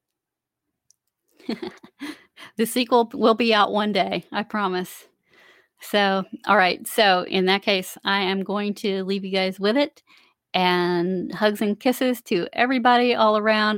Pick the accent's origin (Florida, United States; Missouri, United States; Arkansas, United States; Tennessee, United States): Florida, United States; Central; now in South Carolina, United States; I grew up in Central Florida and I live in South Carolina now